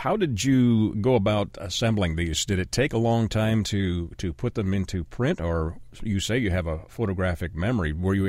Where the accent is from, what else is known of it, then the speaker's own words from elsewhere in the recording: Ontario, Canada; I grew up in Canada, in Ontario, Canada, which is rather cold in the winter. And we lived as a young child in houses that probably weren't well insulated, didn't have central heat and air.